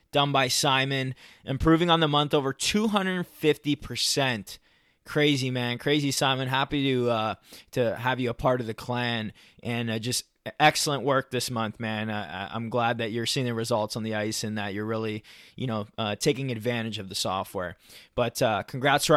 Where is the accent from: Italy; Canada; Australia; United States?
Canada; Toronto, Ontario; I'm from Toronto